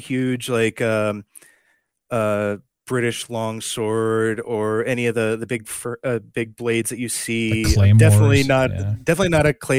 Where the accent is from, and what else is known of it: Upper Peninsula of Michigan, United States; born or raised there; moved away